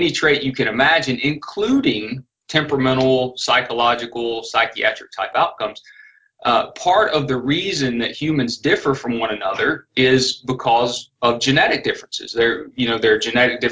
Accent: Northwest Florida, South Alabama, United States; accent: South Alabama, Northwest Florida; That's a South Alabama, Northwest Florida accent. And it's a product of the fact that I was born and raised in that region

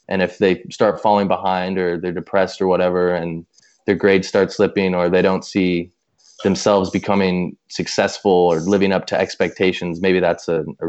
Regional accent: Colorado, United States; growing up in Colorado, because we were so close in proximity to Columbine, you know, we talked about it from the time when we were really young

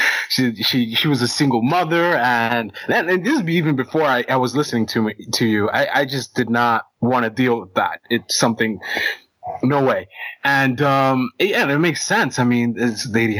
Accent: United States; I was born here in United States

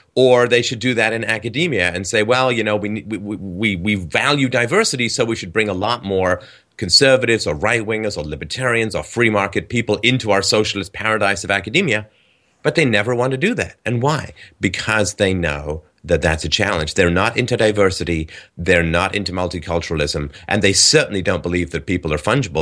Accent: England, United Kingdom; when I was a kid, in England, we would have my German relatives come over

